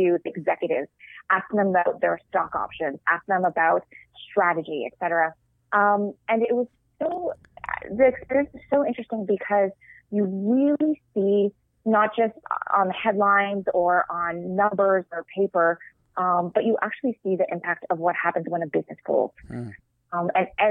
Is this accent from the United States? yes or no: no; Canada; moved away; also born or lived in Toronto, Canada; I'm Canadian